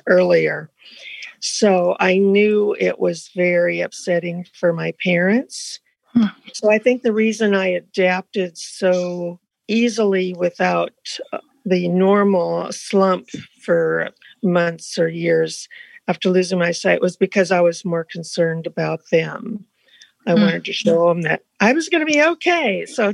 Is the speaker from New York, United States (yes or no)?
no; northwest Iowa, United States; I grew up in Iowa, in northwest Iowa, close to the South Dakota-Minnesota border